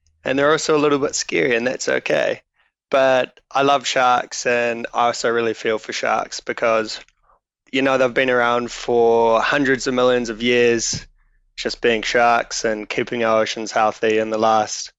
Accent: Auckland, New Zealand; also born or lived in Dunedin; now in Wellington, New Zealand; I was born in Auckland

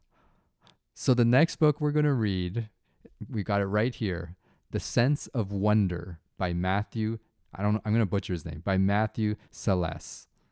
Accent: Canada; when I grew up in Canada

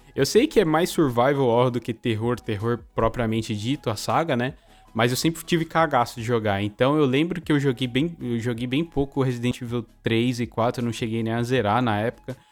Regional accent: São Paulo, Brazil; eu sou de São Paulo, né? Nasci em São Paulo

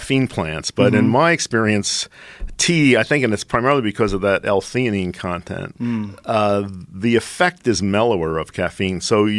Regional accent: Philadelphia, Pennsylvania, United States; I grew up in Philadelphia.

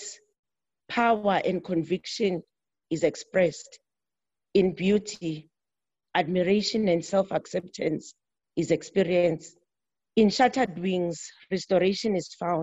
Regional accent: South Africa; from South Africa

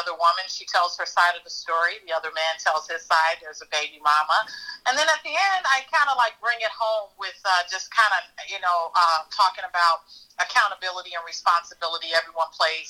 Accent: Chicago, Illinois, United States; I am a Chicago native, born and raised in Chicago.

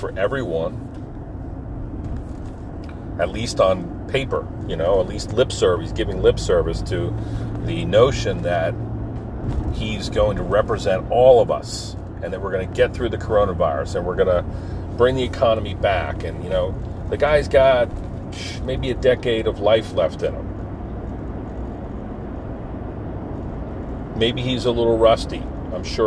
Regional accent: New Jersey, United States; These guys I grew up with in Jersey

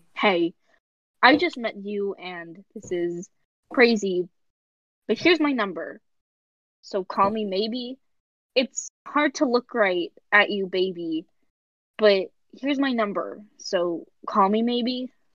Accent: United States; we're American

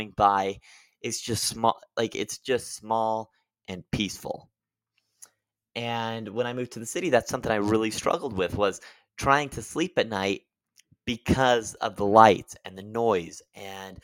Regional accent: Utah, United States; I grew up one in Utah

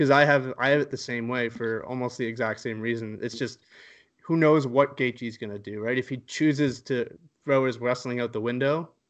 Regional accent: Halifax, Nova Scotia, Canada; We're both from Halifax

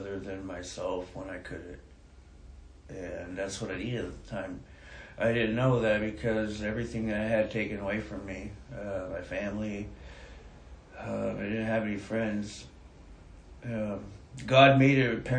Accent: Hayward, California, United States; moved away; also born or lived in Grants Pass, Oregon; I'm from Hayward, California.

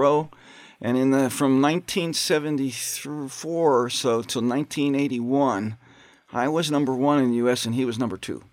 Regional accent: Pittsburgh, Pennsylvania, United States; moved away; also born or lived in South Bend; I'm from Pittsburgh, Pennsylvania. Grew up there with, uh, five brothers and three sisters

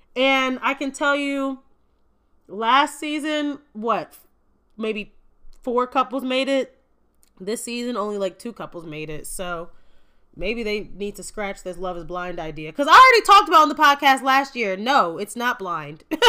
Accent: Gary, Indiana, United States; I am from Gary, Indiana, just a hop, skip, and a jump away from Chicago in the Midwest.

